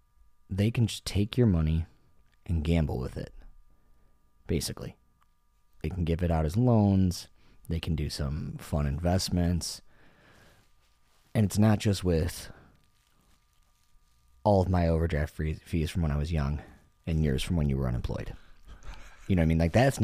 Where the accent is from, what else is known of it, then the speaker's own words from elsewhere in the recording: California, United States; Hey, I'm from the Bay Area.